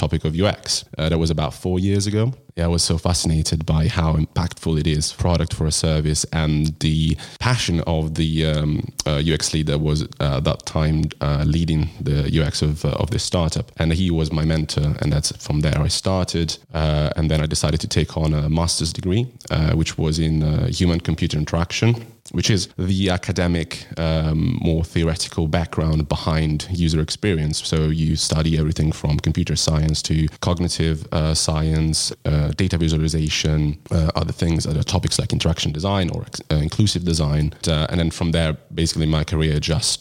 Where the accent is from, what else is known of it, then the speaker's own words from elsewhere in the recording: Italy; moved away as an adult; now in London, United Kingdom; I'm originally from Italy and I moved to London 6 years ago